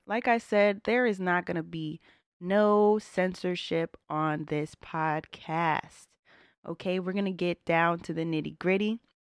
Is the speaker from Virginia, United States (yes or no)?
yes; Northern Virginia, United States; I'm born and raised in Northern Virginia, A K A Nova, A K A D M V. Been here my entire twenty-eight years of life